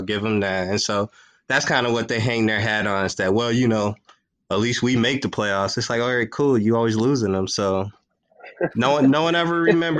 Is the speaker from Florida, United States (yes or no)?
no; Minneapolis, Minnesota, United States; So I'm born and raised in Minneapolis, Minnesota, but my dad is from Blue Island, Illinois, which is just south of the city of Chicago.